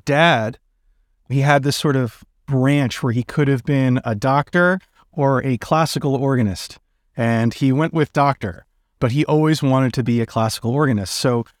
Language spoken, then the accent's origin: English; New York City, New York, United States; also born or lived in Brooklyn, New York / Baltimore; I grew up in Manhattan, New York.